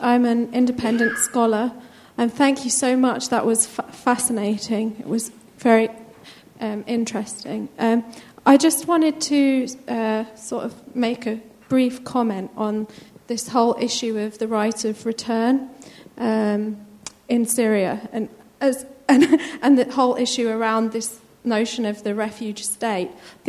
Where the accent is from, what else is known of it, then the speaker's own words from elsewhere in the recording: Palestine; I come from Palestine